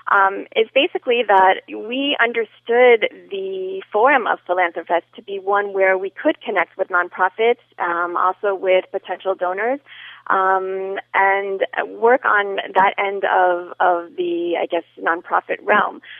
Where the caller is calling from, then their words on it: Miami, Florida, United States; I am calling uh, from Miami